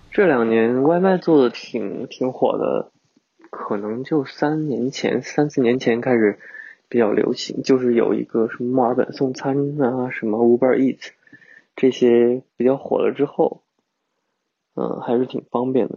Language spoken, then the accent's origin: Chinese; China; now in Melbourne, Australia; 是不是我们中国人的思想就是喜欢对比啊